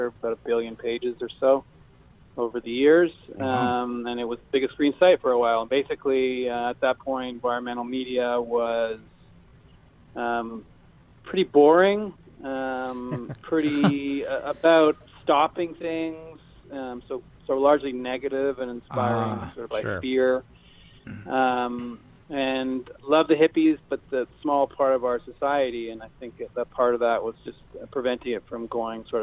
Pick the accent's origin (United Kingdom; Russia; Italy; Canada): Canada; near Montreal, Quebec; also born or lived in Seattle; now in Maui, United States; I'm undercover Canadian from near Montreal